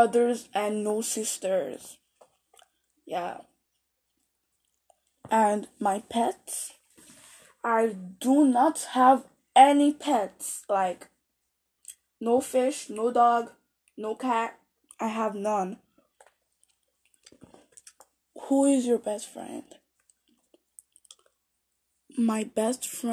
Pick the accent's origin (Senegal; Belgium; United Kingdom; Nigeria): Nigeria; now in Canada; born in Nigeria, and I'm currently living in Canada